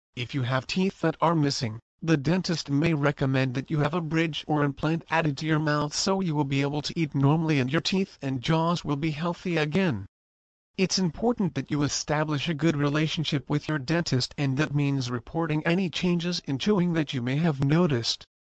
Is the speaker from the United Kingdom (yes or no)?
no; Bogotá, Colombia; moved away as an adult; now in United States; I was born in Bogota, Colombia